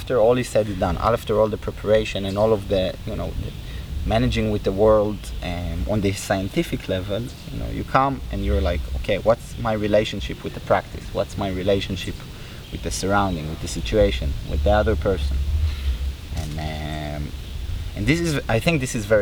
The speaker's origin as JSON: {"language": "English", "country": "Israel", "tie": "born or raised there", "said": "growing up in Israel, which is a country very, very connected to religion"}